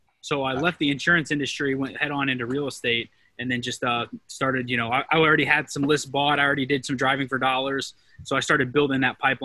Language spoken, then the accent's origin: English; Mansfield, Ohio, United States; now in Columbus, United States; I'm actually originally from Mansfield, Ohio, which is Richland County